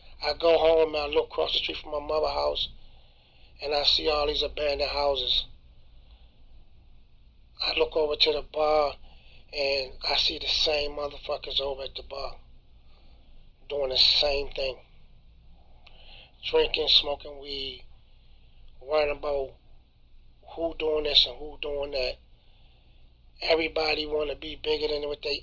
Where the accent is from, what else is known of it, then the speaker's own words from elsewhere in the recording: Baltimore, Maryland, United States; Growing up on Belvedere Avenue